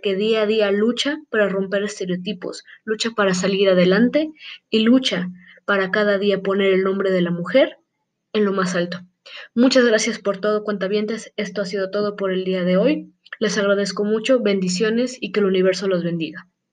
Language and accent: Spanish; Mexico; nosotros como mexicanos